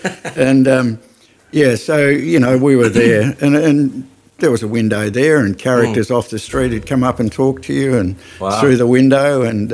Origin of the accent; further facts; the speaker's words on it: Mildura, Victoria, Australia; also born or lived in Adelaide, South Australia; I was born here.